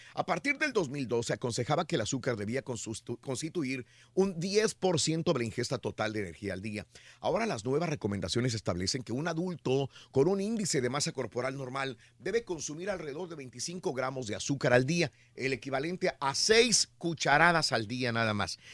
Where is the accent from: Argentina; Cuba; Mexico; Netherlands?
Mexico; Los que somos mexicanos